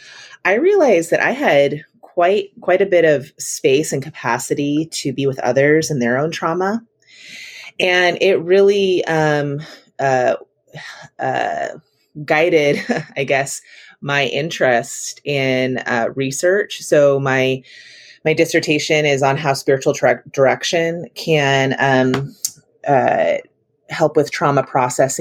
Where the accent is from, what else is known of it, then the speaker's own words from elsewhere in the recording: Chico, California, United States; now in La Mirada, United States; I'm originally from Chico, Northern California.